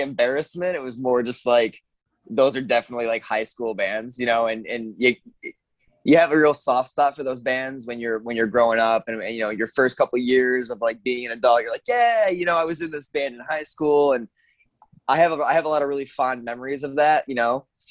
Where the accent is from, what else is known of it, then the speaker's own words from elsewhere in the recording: Hornell, New York, United States; I'm originally from Hornell, New York. Uh, so southern tier